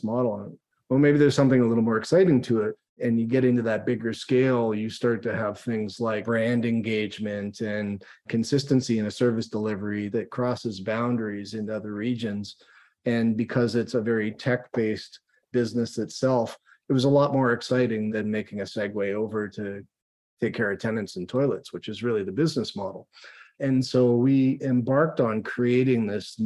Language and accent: English; Toronto, Ontario, Canada; moved away as an adult; now in Calgary, Canada; I grew up in the Toronto area